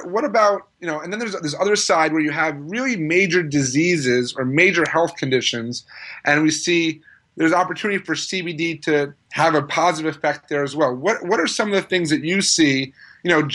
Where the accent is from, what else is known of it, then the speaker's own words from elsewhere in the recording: New York, United States; I'm being a New Yorker myself